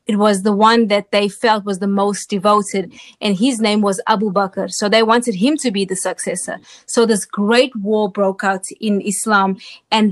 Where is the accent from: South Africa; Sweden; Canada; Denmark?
South Africa; Durban, KwaZulu-Natal; moved away as an adult; now in United States; I was born in Durban, South Africa, which is the largest port in Southern Africa. I was there from, of course, birth till age 19 when I came to the United States